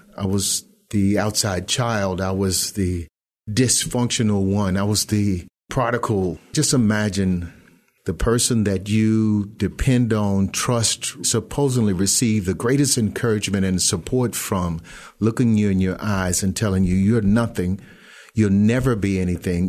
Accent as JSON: {"language": "English", "town": "Millington", "region": "Tennessee", "country": "United States", "tie": "born or raised there", "said": "Born and raised in Millington, Tennessee"}